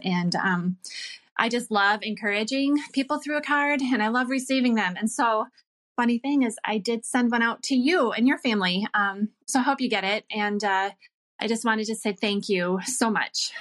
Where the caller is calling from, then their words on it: Michigan, United States; I'm calling from Michigan